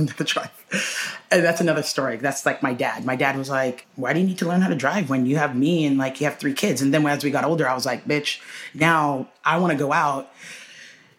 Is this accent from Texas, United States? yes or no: yes; Houston, Texas, United States; we grew up in Houston